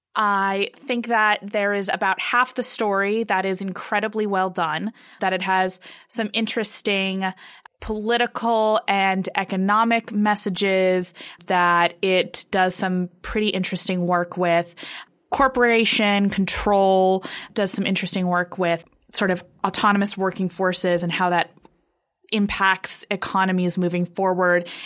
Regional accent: United States; as an American viewer

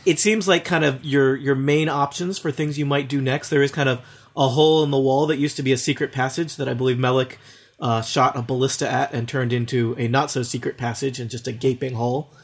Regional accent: Midwest, United States; accent: Midwestern; I'm suppressing my Midwestern accent

